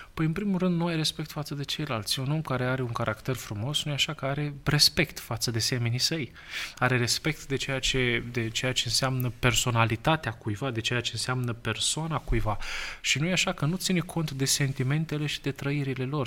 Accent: Romania; noi, da, ca români

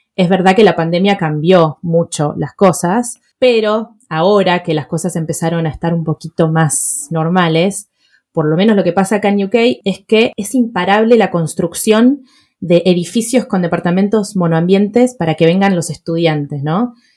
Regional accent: Buenos Aires, Argentina; mis padres se mudaron a Palermo Viejo y mi colegio estaba en Recoleta

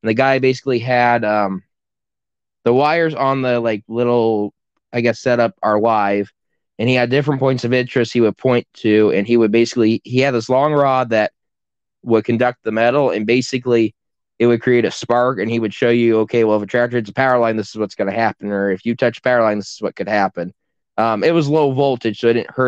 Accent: Independence, Iowa, United States; I'm from the Independence FFA chapter from the Great Northeast District in Iowa.

